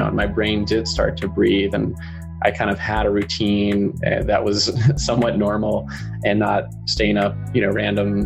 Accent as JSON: {"language": "English", "region": "North Carolina", "country": "United States", "tie": "born or raised there", "said": "I grew up in North Carolina"}